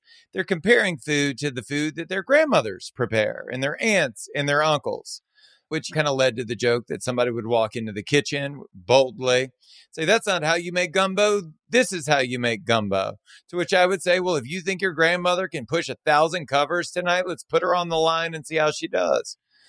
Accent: Deep South, United States; moved away; also born or lived in Los Angeles; I'm from the Deep South. And there's a cultural heritage around Cajun and Creole food that we cook, that I grew up with.

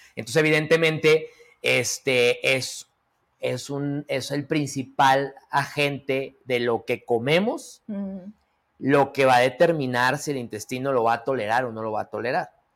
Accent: Mexico; a qué somos propensos los mexicanos

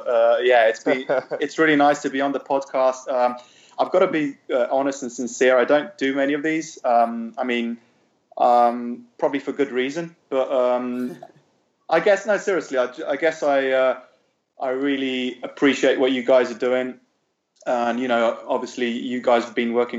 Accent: Ljubljana, Slovenia; English is a second language; also born or lived in London; we grew up in Ljubljana, Slovenia

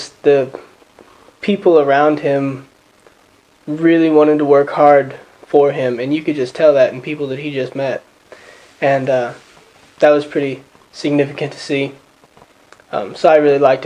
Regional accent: Conroe, Texas, United States; moved away as an adult; I'm from, born and raised in Conroe, Texas, all my life, same house

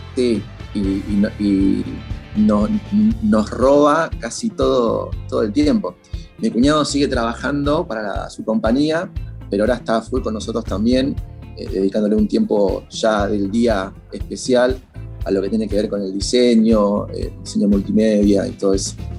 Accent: Buenos Aires, Argentina; yo soy de Lugano

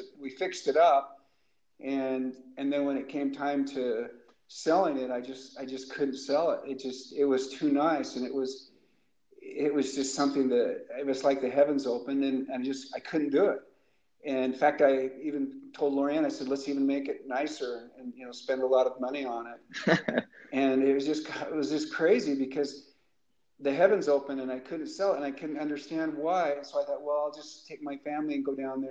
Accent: Boise, Idaho, United States; when I was a little boy growing up, and I grew up in Boise

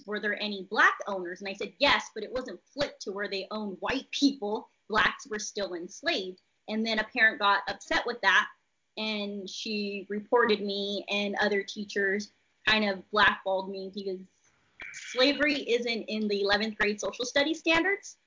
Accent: Visalia, California, United States; I am from Visalia, California, which is right in the middle of California

